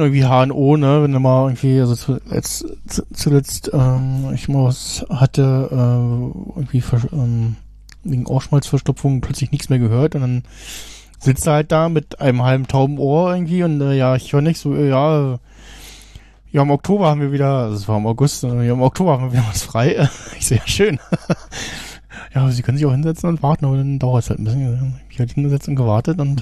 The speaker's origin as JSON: {"language": "German", "country": "Germany", "said": "als Deutscher"}